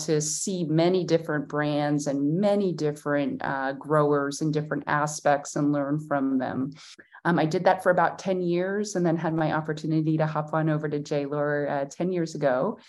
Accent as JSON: {"language": "English", "region": "Pennsylvania", "country": "United States", "tie": "born or raised there", "said": "because I grew up in Pennsylvania. And when you grow up in Pennsylvania in the 80s, it's a total different wine industry, and wine was not on our dinner table."}